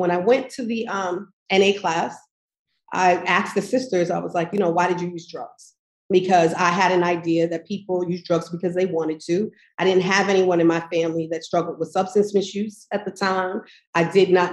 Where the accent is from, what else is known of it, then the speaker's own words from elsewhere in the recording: Manorville, New York, United States; I grew up in Long Island in Manorville